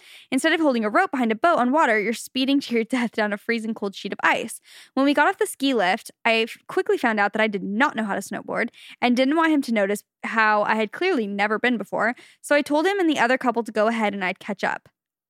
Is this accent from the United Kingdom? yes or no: no; Utah, United States; I grew up in Utah and assumed everyone knew how to ski and snowboard besides me.